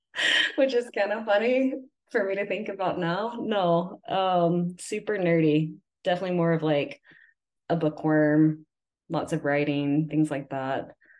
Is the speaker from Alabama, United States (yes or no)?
yes; Huntsville area, Northern Alabama, United States; accent: Southern; now in Utah, United States; I am from Alabama. Oh. So that's where I grew up.